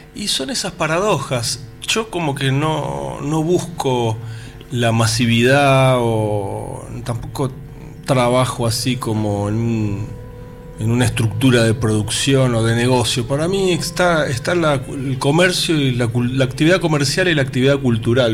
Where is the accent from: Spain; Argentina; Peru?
Argentina; Buenos Aires; Buenos Aires es mi pueblo